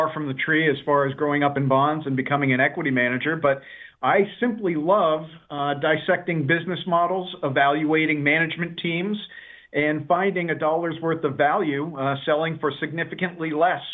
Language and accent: English; New York City, New York, United States; I grew up in New York City during the financial crisis.